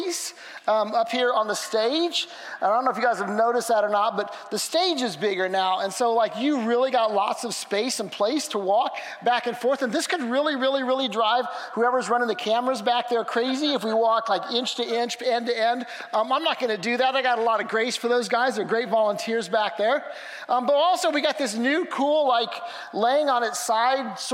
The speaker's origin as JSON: {"language": "English", "region": "Missouri", "country": "United States", "said": "I'm from Missouri"}